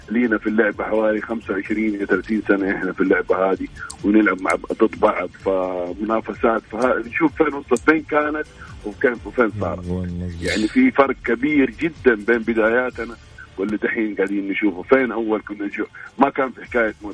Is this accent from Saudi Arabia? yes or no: yes; Saudi Arabia; هذا الكادر اللي احنا نفتخر فيه صراحه كسعوديين